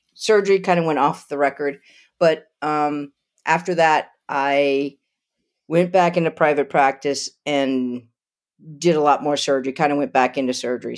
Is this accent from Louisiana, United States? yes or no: yes; Lafayette, Louisiana, United States; moved away as an adult; also born or lived in Idaho / Albuquerque, New Mexico; now in Asheville, North Carolina, United States; Lafayette, Louisiana, a Cajun